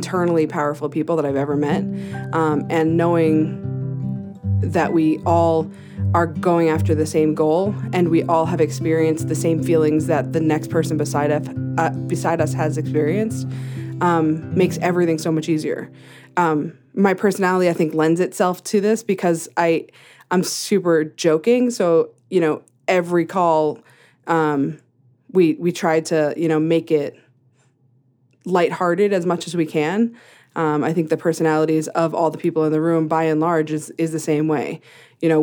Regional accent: New Hampshire, United States; moved away as an adult; now in Greeley, United States; I grew up in New England, in New Hampshire

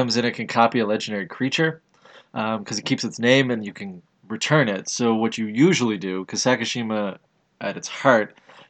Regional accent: Canada; Canadian, because we're Canadian.

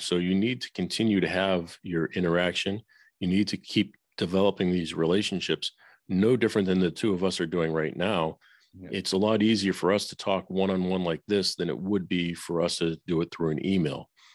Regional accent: Boston, Massachusetts, United States; moved away as an adult; also born or lived in Nashville; I grew up in Boston

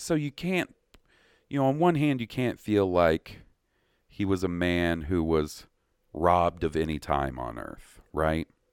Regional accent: Columbus, Mississippi, United States; moved away; where I grew up in Columbus

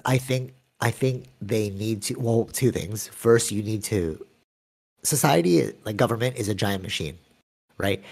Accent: Philippines; I'm Filipino

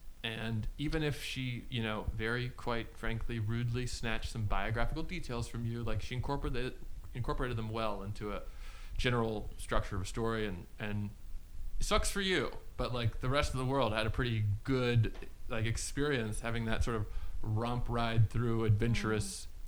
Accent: Ireland; I'm Irish, okay?

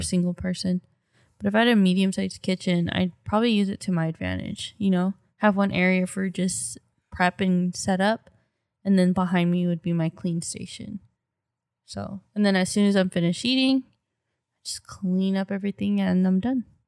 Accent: United States; We're American 'cause we're born in America

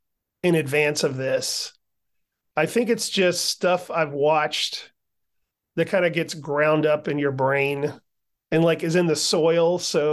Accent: the South, United States; Yeah, I'm a Southerner, so I have some family from North Carolina and some family from Georgia.

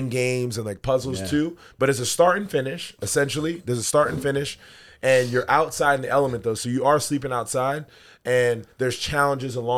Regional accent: New York City, New York, United States; moved away; culturally, I'm a Jamaican dude from Brooklyn, New York.

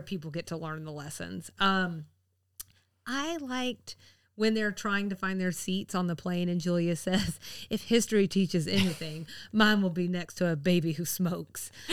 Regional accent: the South, United States; being a Southerner

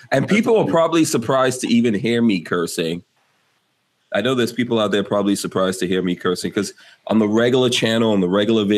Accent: New York City, New York, United States; moved away; I'm from New York. I grew up in New York City

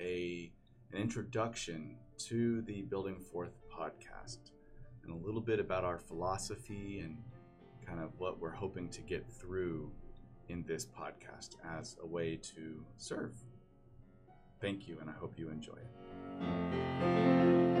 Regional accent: Keller, Texas, United States; I grew up in Keller, Texas, which is outside of Dallas and Fort Worth.

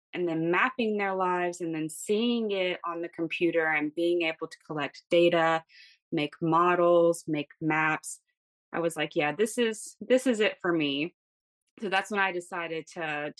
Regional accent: Greensboro, North Carolina, United States; moved away as an adult; now in New Jersey, United States; I'm originally from Greensboro, North Carolina.

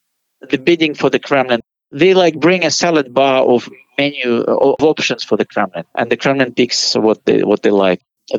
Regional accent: Moscow, Russia; moved away as an adult; also born or lived in United States / Oxford, United Kingdom; now in Washington, D.C., United States; I was born in Moscow. So I'm a Russian-Ukrainian Jew raised in Moscow.

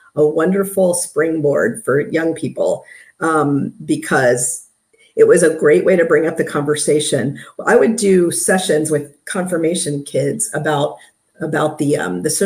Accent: Maryland, United States; moved away as an adult; also born or lived in South Carolina; I was originally from Maryland

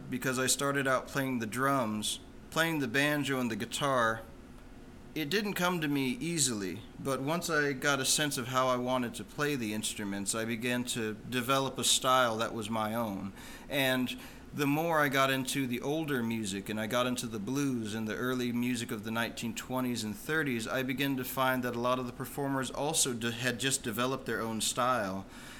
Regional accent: Phoenix, Arizona, United States; I was born and raised there.

